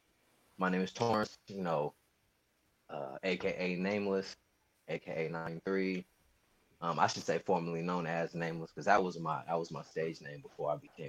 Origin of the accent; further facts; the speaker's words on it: Sacramento, California, United States; also born or lived in Hayward, California; I'm a kid from Sacramento, California